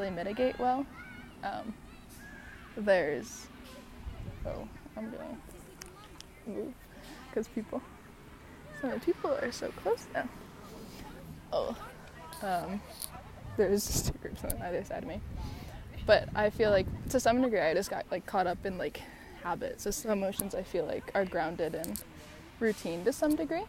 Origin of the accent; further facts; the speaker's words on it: Chicago, Illinois, United States; also born or lived in San Diego, California / London; now in New York, United States; being born in San Diego, growing up in Chicago, having lived in New York for years now